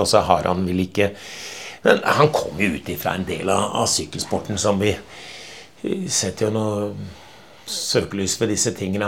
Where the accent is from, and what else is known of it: Norway